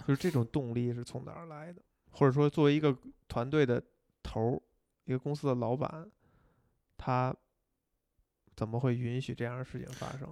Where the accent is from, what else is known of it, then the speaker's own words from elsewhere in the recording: China; 以我们中国人这种